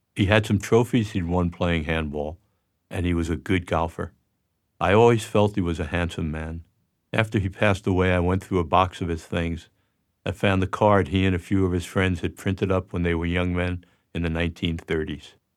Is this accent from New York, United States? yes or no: yes; New York, United States; I was born on October eighteenth, nineteen forty-five in Jackson Heights, Queens. We lived in an apartment there until I was in the third grade.